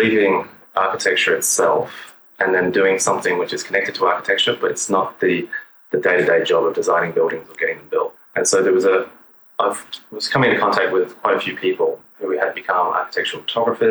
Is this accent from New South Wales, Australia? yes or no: no; Kuranda, Queensland, Australia; I grew up in a little town called Kuranda, which is in the north of Australia, so hot and tropical.